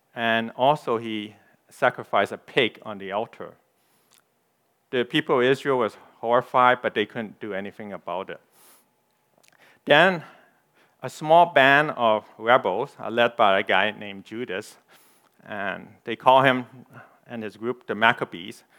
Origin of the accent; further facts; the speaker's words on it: Canada; I'm a Canadian. I'm ethnic Chinese